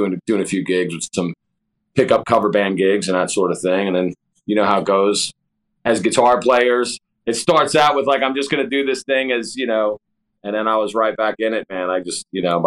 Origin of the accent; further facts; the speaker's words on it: Long Island, New York, United States; moved away as an adult; now in Hampton Roads, United States; I'm from Long Island originally. Yeah, I live in Hampton Roads now. I moved down here in 1996